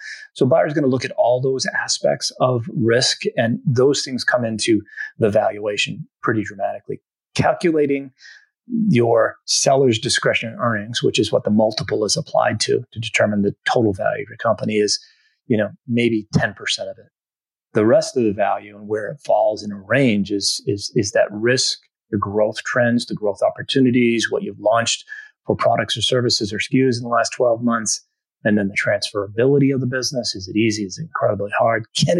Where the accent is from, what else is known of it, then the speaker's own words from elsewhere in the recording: Northeast, United States; And, you know, I'm from the Northeast as you are